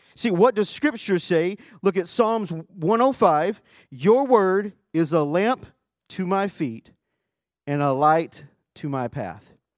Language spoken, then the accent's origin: English; Arkansas, United States; now in Texas, United States; my home is Texas, but my family home is in Arkansas.